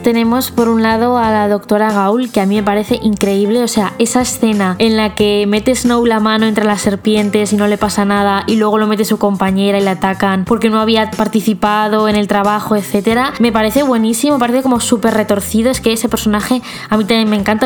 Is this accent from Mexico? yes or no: yes; Mexico; soy de México